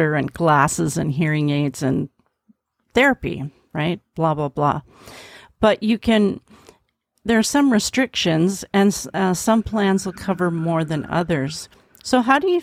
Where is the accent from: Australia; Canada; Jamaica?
Canada; I'm from Canada